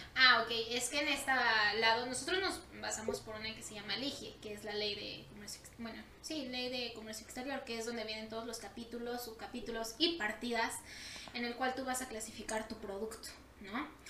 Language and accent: Spanish; Mexico; nosotros como mexicanos